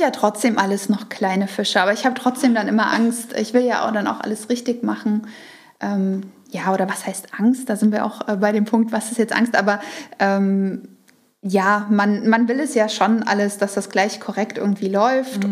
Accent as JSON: {"language": "German", "region": "Saxony", "country": "Germany", "tie": "born or raised there", "said": "ich komme ja aus Sachsen und wir hatten Sorbisch in der Schule"}